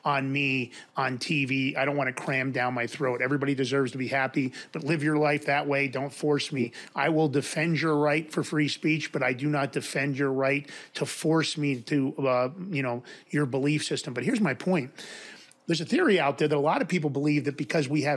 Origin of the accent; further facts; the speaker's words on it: New York, United States; I grew up in New York.